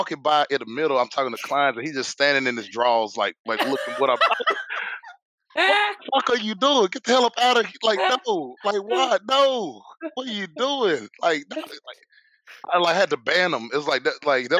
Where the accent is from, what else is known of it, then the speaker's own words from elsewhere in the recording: Milan, Tennessee, United States; now in Nashville, United States; I am from a little bitty town in West Tennessee. It's called Milan, Tennessee